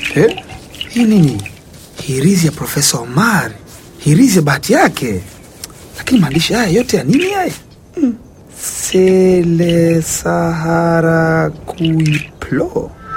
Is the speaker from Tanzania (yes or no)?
yes; Tanzania; utotoni mwangu nchini Tanzania